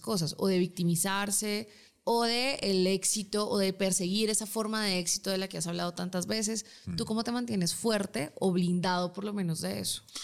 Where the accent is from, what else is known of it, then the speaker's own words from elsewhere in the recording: Colombia; somos colombianas